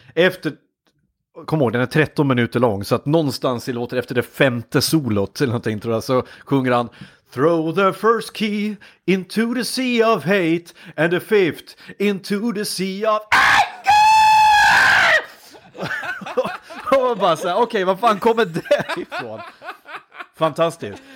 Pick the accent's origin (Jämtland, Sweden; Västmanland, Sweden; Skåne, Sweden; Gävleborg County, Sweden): Gävleborg County, Sweden; Hudiksvall; now in Gothenburg, Sweden; som hälsing